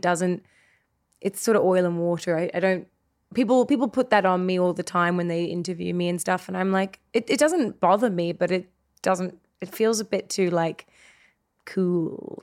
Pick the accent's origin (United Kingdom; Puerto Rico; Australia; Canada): Australia; now in Los Angeles, United States; I came from Australia